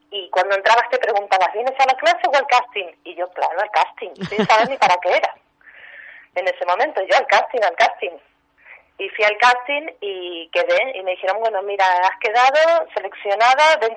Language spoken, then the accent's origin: Spanish; Argentina; Soy argentina, pero mis abuelos vienen de Odessa, Ucrania.